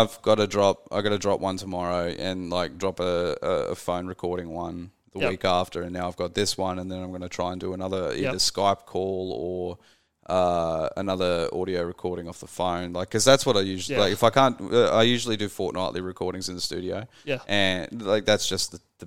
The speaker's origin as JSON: {"language": "English", "country": "Australia", "said": "I'm Australian."}